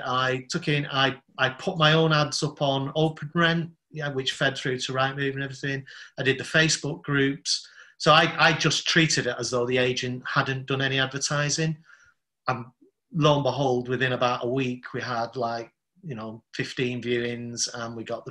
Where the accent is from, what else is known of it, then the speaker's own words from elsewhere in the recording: London, United Kingdom; Yeah, Southeast London.